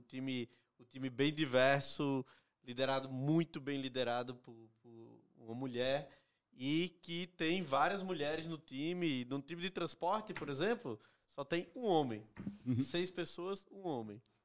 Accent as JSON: {"language": "Portuguese", "region": "Northeast Region", "country": "Brazil", "moved": "as an adult", "said": "Eu vim do Nordeste para trabalhar uhum. na Print"}